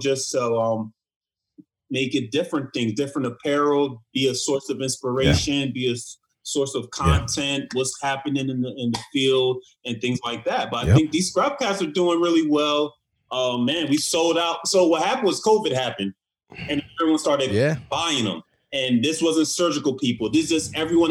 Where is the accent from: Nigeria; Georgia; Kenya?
Nigeria; I'm Nigerian.